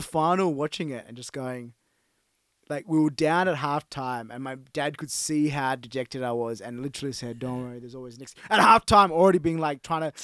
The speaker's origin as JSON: {"language": "English", "country": "Australia", "tie": "born or raised there", "said": "growing up as a Australian Sri Lankan"}